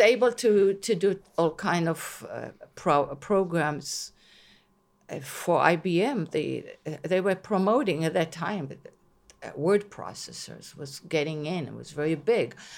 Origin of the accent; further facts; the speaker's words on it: Israel; first language Hebrew; English is a second language; moved away as an adult; now in Long Island, United States; growing up in Israel